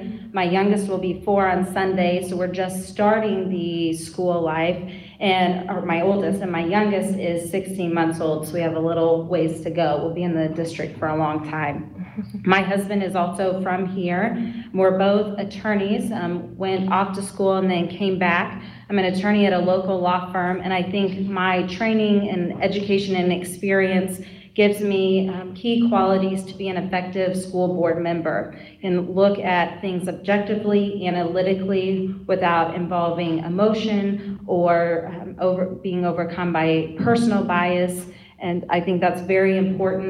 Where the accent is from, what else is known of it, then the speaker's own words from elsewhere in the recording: McPherson, Kansas, United States; also born or lived in Great Bend, Kansas; I am from McPherson, not born here, but just down the road in Great Bend. We moved here when I was in third grade.